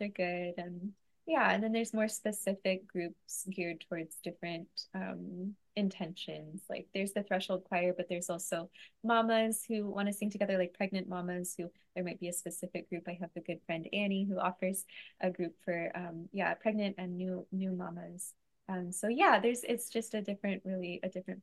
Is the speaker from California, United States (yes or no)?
yes; San Diego, California, United States; now in Hawaii, United States; I grew up in San Diego.